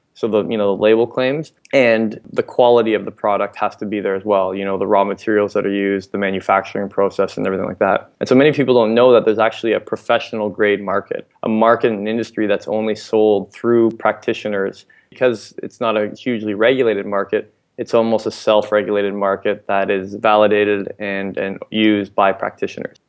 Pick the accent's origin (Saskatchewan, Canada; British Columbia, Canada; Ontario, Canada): Ontario, Canada; London; also born or lived in Ottawa; Originally from London, Ontario, actually throughout, throughout high school